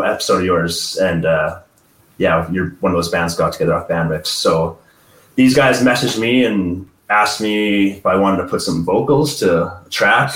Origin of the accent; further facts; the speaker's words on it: Edmonton, Alberta, Canada; we're from Edmonton, Alberta, Canada